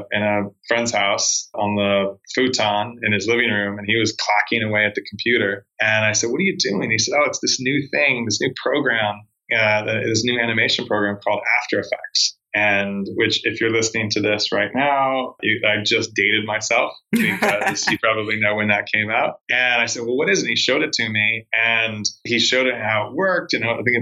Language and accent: English; Arizona, United States; moved away as an adult; also born or lived in Long Beach, California / Los Angeles / Spain / Portugal; I was born in Long Beach, California, but I grew up in Arizona